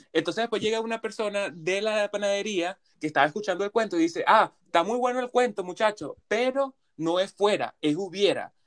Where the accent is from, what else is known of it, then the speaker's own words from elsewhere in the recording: Venezuela; now in Canada; de Venezuela